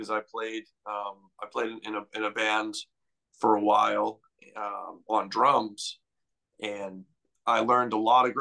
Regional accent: New Bedford, Massachusetts, United States; also born or lived in Miami, Florida; I actually was born in hometown is Miami, Florida. I lived there up until I was 10 years old. And then I moved to around the New Bedford area

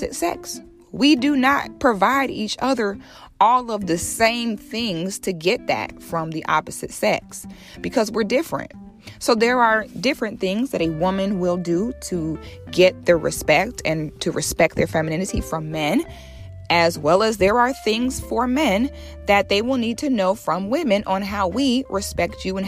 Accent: Ocala National Forest, Florida, United States; I grew up barefoot in the Ocala National Forest on the St. John's River in Florida.

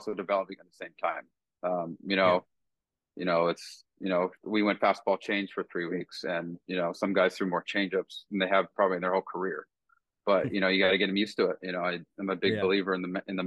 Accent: West Coast, United States; I'm being from the West Coast

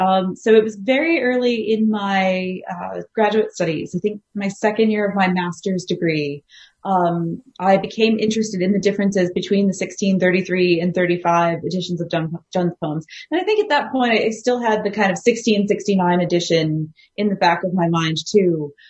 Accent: United States; moved away as an adult; also born or lived in Ireland; now in Australia; No, I'm actually a fairly recent transplant to Australia. So as the accent probably betrays, I am American.

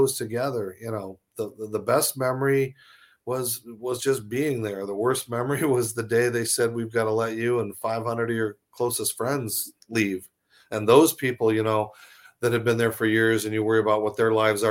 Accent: Arizona, United States; moved away; my home state of Arizona

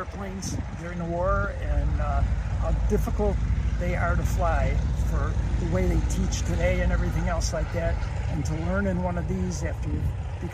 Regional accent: Skokie, Illinois, United States; I'm originally from Illinois, grew up in Skokie, Illinois

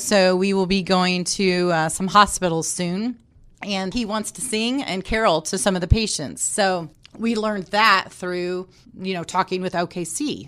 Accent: Indianapolis, Indiana, United States; I was able to come back here, back home. Um, I am from Indianapolis

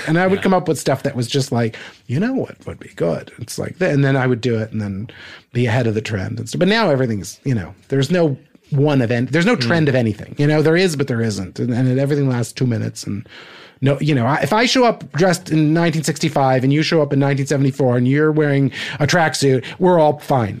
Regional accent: New Jersey, United States; I'm a kid from New Jersey

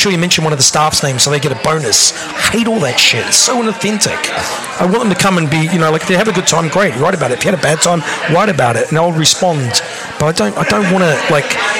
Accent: New Zealand; now in United Kingdom; I'm a Kiwi again.

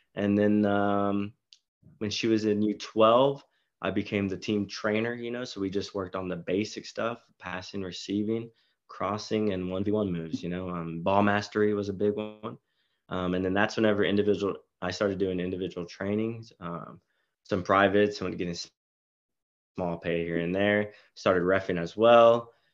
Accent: Marble Falls, Texas, United States; moved away as an adult; now in Oklahoma, United States; I'm actually from Aus-, Marble Falls, Texas, uh, near the Austin area.

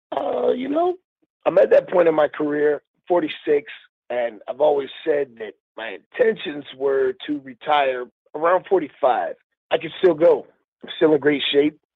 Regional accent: Miami, Florida, United States; now in Houston, United States; I'm from Miami. Miami's always home

